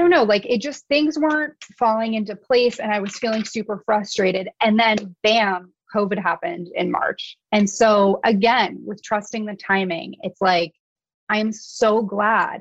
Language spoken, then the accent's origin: English; San Francisco Bay Area, California, United States; moved away as an adult; now in Kauai, United States; growing up in the San Francisco Bay Area